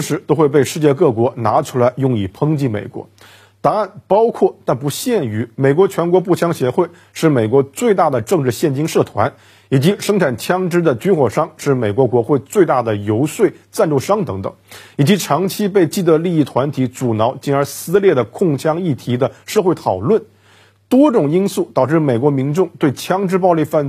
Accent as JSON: {"language": "Chinese", "country": "China", "said": "对我们中国人而言，"}